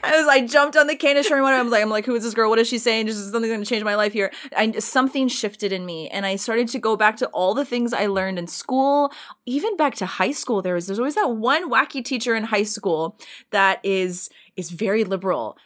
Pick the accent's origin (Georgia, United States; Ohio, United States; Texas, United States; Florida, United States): Georgia, United States; Richmond Hill; moved away as an adult; I grew up in a really small town in South Georgia. It's a small town called Richmond Hill